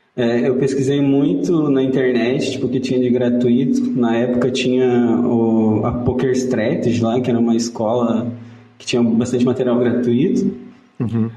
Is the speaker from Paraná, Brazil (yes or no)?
yes; Santa Isabel do Oeste, Paraná, Brazil; eu nasci em Santa Isabel do Oeste, que é uma cidadezinha do, do sudoeste ali